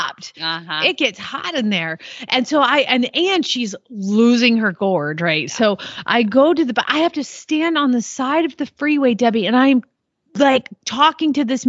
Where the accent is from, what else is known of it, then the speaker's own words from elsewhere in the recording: the South, United States; now in Norman, Oklahoma, United States; I guess I was from the South, and then I moved somewhere that fed round bales